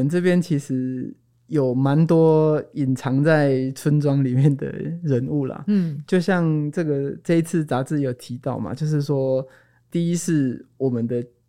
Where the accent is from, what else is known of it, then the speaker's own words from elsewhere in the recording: Tainan, Taiwan; also born or lived in Taipei / Yunlin; 我不如回台南，因为我的老家在台南。哦，嗯，然后就回到台南